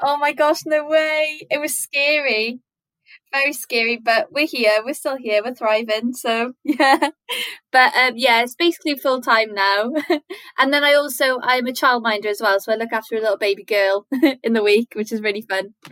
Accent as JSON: {"language": "English", "region": "Wales", "country": "United Kingdom", "tie": "born or raised there", "said": "growing up in Welsh schools, we were taught it in primary school and in secondary school"}